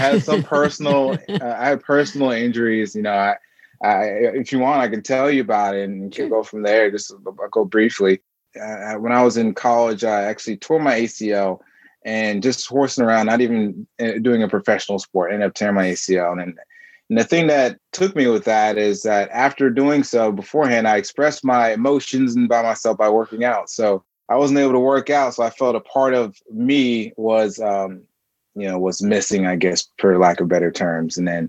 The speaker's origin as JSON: {"language": "English", "town": "Marietta", "region": "Georgia", "country": "United States", "tie": "born or raised there", "also_born_or_lived": "New York", "said": "And I was born in New York, and I moved around a lot, and I ended up spending most of my time in Georgia. So Marietta, Georgia is where I spent most of my time, and in Atlanta, Georgia."}